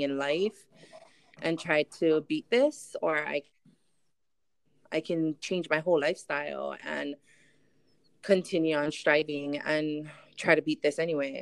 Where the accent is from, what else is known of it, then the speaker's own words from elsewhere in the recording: Molokai, Hawaii, United States; also born or lived in Hilo, Hawaii; now in Oahu, United States; I'm actually born and raised in Molokai. And then about 18 years ago, I moved over to Big Island